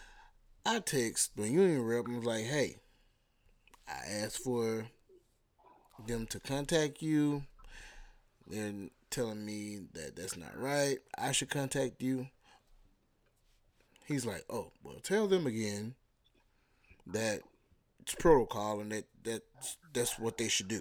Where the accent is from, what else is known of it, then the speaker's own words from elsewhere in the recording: Alabama, United States; I'm from Alabama